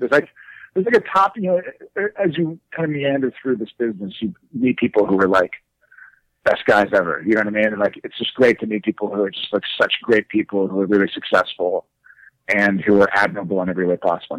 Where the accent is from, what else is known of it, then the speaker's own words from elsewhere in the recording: Texas, United States; also born or lived in New York / Boston; People, when they meet me, they definitely like don't think I'm from Texas. I think I definitely kind of associate with the East Coast in some level. I lived in New York